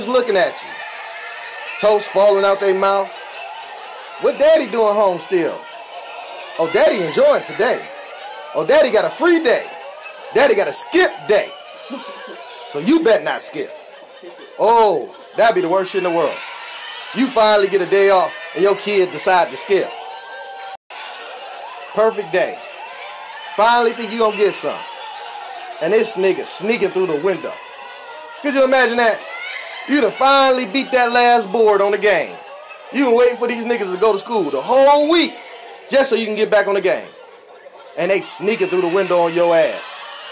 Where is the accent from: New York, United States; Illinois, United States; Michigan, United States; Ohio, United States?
Ohio, United States; I'm from Ohio, too